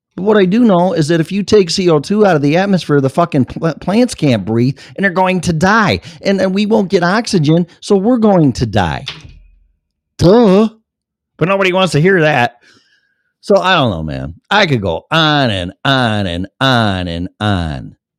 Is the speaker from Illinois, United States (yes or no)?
yes; Streamwood, Illinois, United States; also born or lived in Elgin, Illinois; my hometown's right next door to that, Streamwood, Illinois